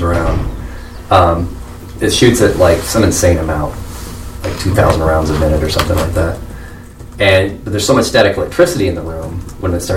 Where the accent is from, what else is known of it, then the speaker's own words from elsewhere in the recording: Southern Illinois, United States; the area I grew up in Southern Illinois